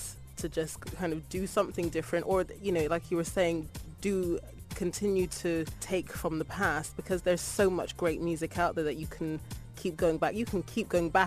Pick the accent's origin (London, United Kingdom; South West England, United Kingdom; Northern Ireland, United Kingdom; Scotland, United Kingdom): South West England, United Kingdom; Bristol; I'm from the UK. I was born in Bristol